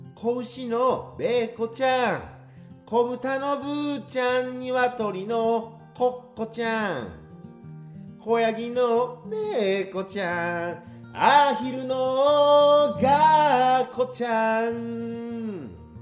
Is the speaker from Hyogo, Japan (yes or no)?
yes; Kobe, Hyogo, Japan; moved away as an adult; now in Tokyo, Japan; 生まれ育った町で僕が生まれた時にはもうあった市場